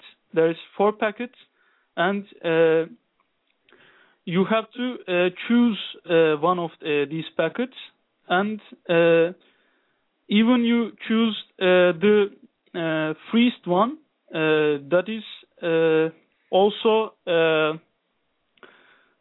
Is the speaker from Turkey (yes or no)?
yes; Turkey; also born or lived in Istanbul; I'm from Turkey. I'm living in Istanbul